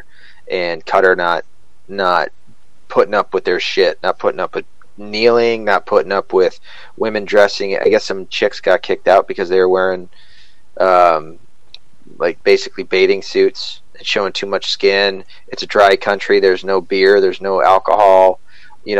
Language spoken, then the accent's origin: English; Scotland, United Kingdom; I'm Scottish